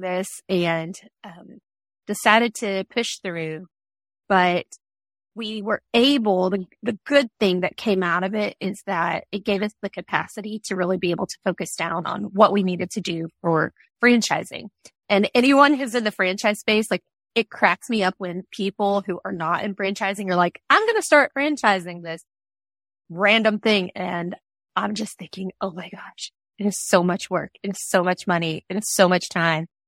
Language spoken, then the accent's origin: English; Georgia, United States; moved away as an adult; now in Louisville, United States; we're from Georgia